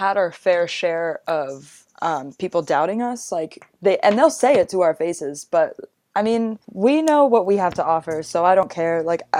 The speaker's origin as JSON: {"language": "English", "region": "New York", "country": "United States", "said": "I was like, I'm 16. I'm from New York."}